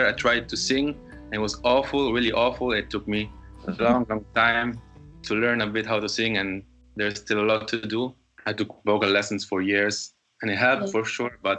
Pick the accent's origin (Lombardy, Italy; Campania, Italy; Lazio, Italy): Lazio, Italy; Rome; moved away as an adult; now in Berlin, Germany; I'm from Italy. I'm from Rome